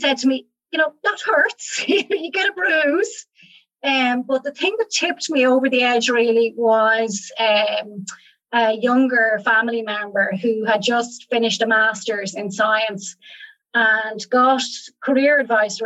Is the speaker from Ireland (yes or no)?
yes; Ireland; moved away as an adult; also born or lived in Rhode Island, United States / Germany; I'm not American and I'm back in Ireland now for the last few years